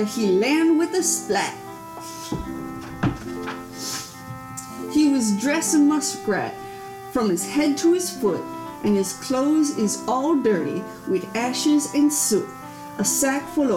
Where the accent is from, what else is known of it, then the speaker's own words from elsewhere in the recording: Indiana, United States; I am from Indiana